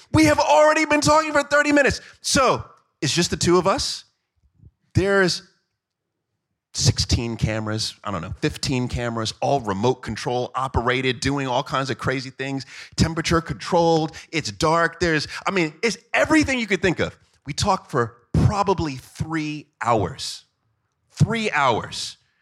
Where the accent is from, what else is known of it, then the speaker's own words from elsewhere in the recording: Jamaica; I am Jamaican